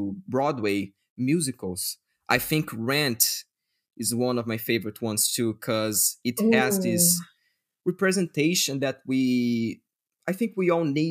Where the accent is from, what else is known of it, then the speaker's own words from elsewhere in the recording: Brazil; English is a second language; we don't speak Spanish, we still are in Latin America